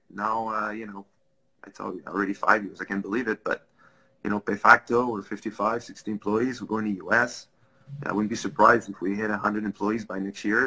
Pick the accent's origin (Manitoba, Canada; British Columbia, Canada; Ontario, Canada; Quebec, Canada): Quebec, Canada; Laval; first language French; English is a second language; I grew up in Laval. Um, both of my parents do not speak English